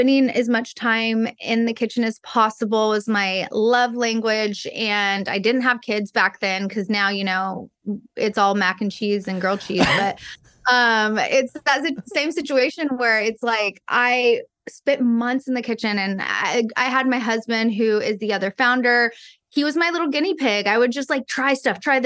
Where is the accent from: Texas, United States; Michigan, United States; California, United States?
Texas, United States; I'm from Texas